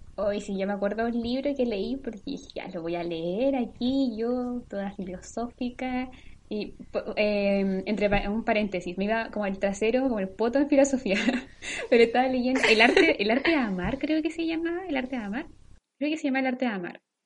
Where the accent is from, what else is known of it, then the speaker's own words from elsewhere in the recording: Concepción, Biobío, Chile; nosotros estudiábamos en el centro como de Concepción, nuestro colegio está en el centro